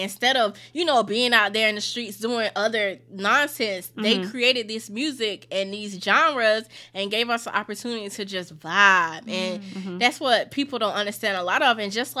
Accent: Tampa, Florida, United States; now in New York City, United States; I grew up in Tampa.

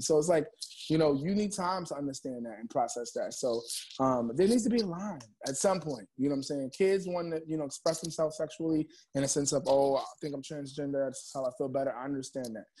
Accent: New York City, New York, United States; also born or lived in Bronx, New York; I'm in the Bronx right now recording, but I'm from Harlem, New York

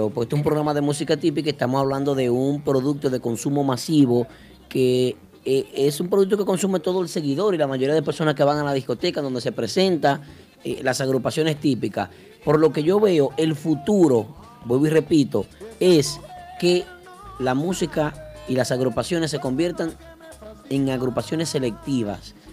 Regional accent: Dominican Republic; eso somos dominicanos.

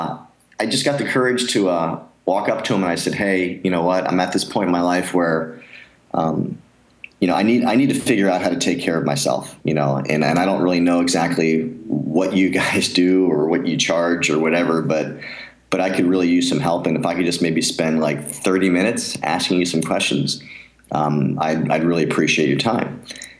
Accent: near Philadelphia, Pennsylvania, United States; moved away; growing up near Philadelphia, I was a huge Rocky fan

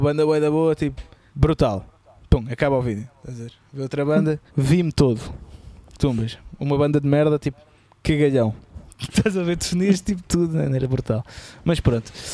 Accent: Lisbon, Portugal; e eu sou de Lisboa

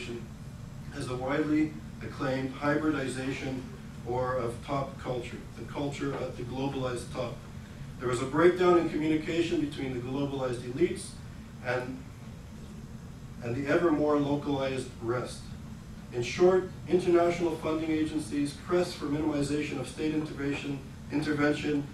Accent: Quebec, Canada; Healthcare in Quebec, especially where I grew up

